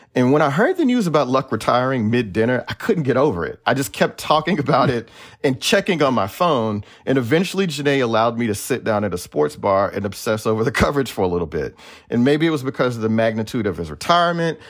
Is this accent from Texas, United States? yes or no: yes; Houston, Texas, United States; also born or lived in Missouri City, Texas; now in Bay Area, United States; I'm also from Houston